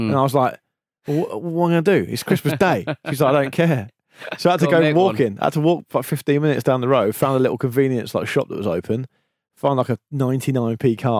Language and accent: English; Didcot, South East England, United Kingdom; I decided to take up playing football in my hometown of Didcot, which is statistically the most normal place in the UK.